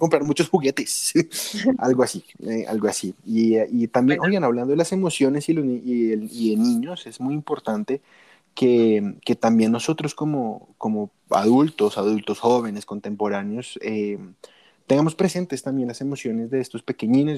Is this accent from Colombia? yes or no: yes; Colombia; aquí en, mi tierrita Colombia